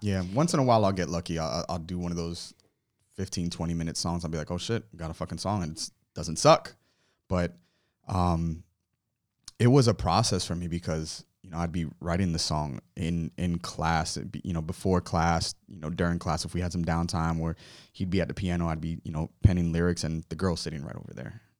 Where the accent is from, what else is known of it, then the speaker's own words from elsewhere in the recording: Miramar, Florida, United States; also born or lived in Hollywood, Florida / Ives Dairy, Florida / Little Haiti, Florida; now in Fort Lauderdale, United States; I was born, um, in, uh, Hollywood, raised in Miramar, uh, for like the first fifteen years of my life